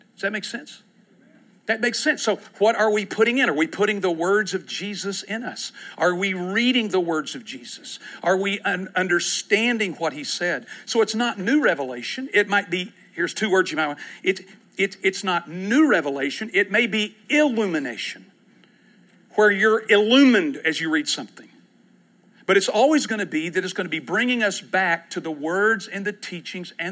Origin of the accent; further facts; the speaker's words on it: East Texas, United States; I'm from East Texas